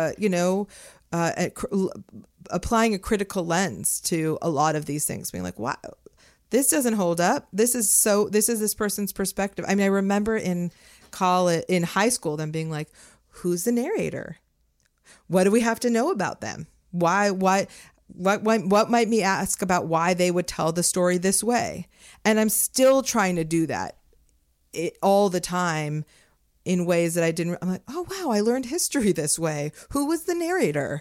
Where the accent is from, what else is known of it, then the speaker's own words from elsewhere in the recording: Los Angeles, California, United States; moved away as an adult; I grew up in Las Feliz in L